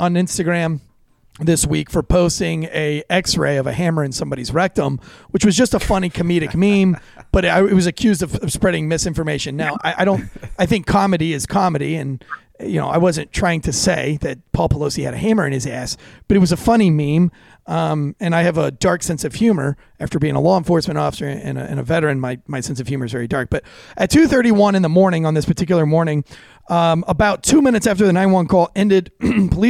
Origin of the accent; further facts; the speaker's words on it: North Carolina, United States; I'm from North Carolina